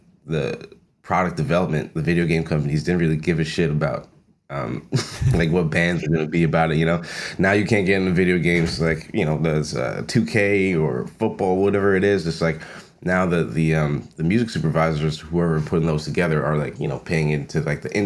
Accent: Long Island, New York, United States; I grew up on Long Island

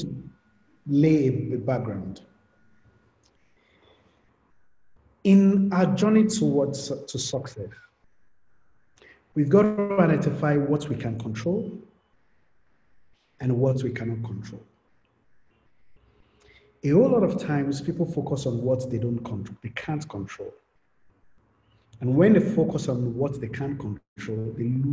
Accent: Ibadan, Oyo, Nigeria; I grew up in Ibadan

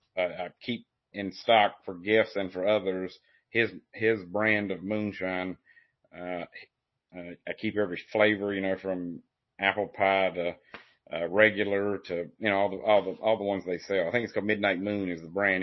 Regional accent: Appalachian foothills, United States; I'm from the Appalachian foothills

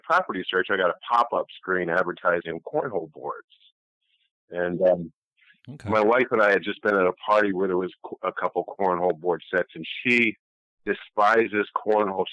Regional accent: Ashland, Ohio, United States; moved away as an adult; also born or lived in Cleveland, Ohio; now in Buffalo, United States; I was born in Cleveland, Ohio, and grew up in Ohio in a small town called Ashland

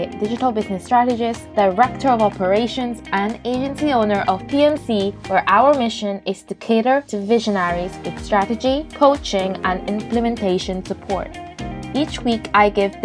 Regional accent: United Kingdom; I am Filipino background, but I was raised in the UK

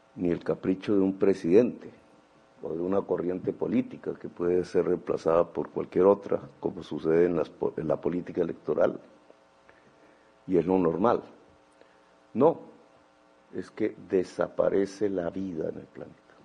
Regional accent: Colombia; como sociedad colombiana

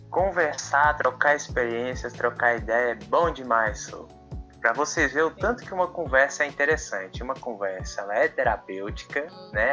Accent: Brasília, Federal District, Brazil; também sou deficiente visual e sou de Brasília

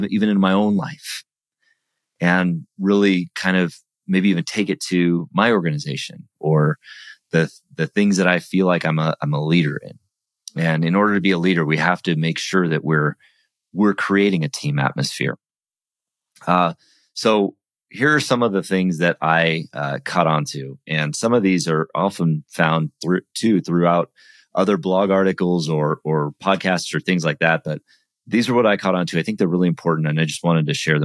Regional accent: United States; I'm American

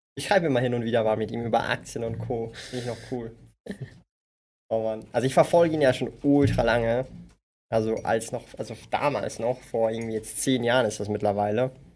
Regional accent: Zurich, Switzerland; Ich bin aus Zürich. Aus dem Kreis vier.

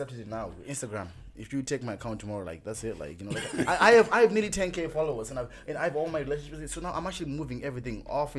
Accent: Zimbabwe; now in Ireland; I want to go back to Zim.

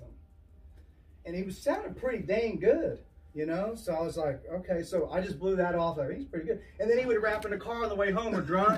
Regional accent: Oklahoma City, Oklahoma, United States; I'm from Oklahoma City

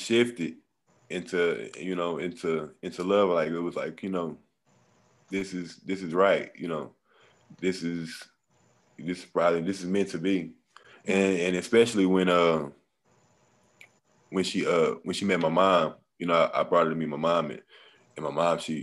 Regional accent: Beaumont, Texas, United States; I'm from Beaumont, Texas.

